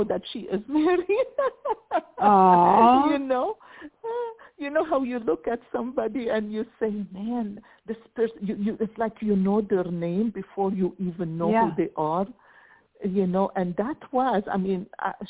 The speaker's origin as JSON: {"language": "English", "country": "Lebanon", "tie": "born or raised there", "moved": "yes", "said": "I was raised in Lebanon in the Middle East, but we were Roman Orthodox."}